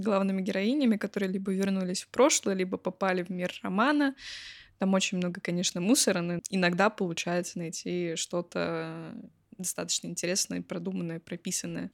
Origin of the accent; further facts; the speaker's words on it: Belgorod, Belgorod Oblast, Russia; из Белгорода